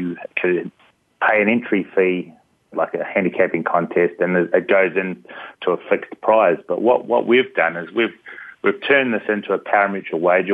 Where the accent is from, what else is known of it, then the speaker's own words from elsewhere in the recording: New Zealand; moved away; I grew up next to a big racetrack in New Zealand, so that's my accent. I'm from the land down under.